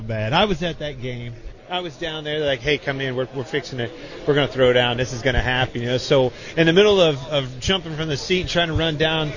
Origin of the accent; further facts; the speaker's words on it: Kansas, United States; being from Kansas